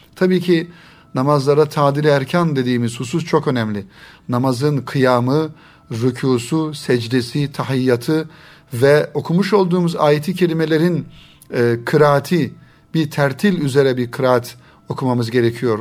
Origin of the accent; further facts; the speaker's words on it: Turkey; bizim Türkiye'de genellikle ana dilimiz Arapça olmadığından dolayı